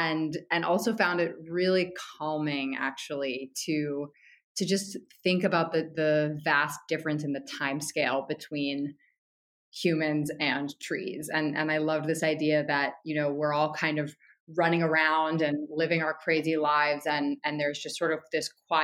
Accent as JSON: {"language": "English", "region": "Connecticut", "country": "United States", "moved": "as an adult", "lives_now": "New York City, United States", "said": "I'm from Connecticut, and I've lived in New York City for most of my adult life."}